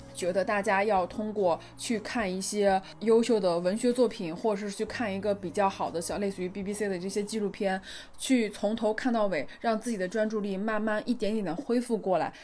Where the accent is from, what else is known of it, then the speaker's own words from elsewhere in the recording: China; 我回家之后，就回到中国之后